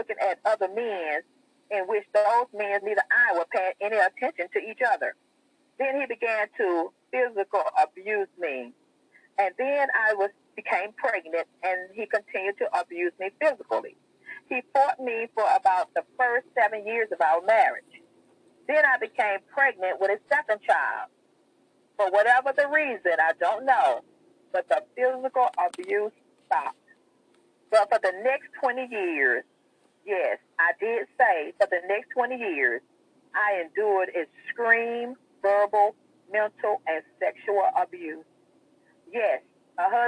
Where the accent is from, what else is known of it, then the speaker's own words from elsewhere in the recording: Mobile, Alabama, United States; I was born and raised in Mobile, Alabama.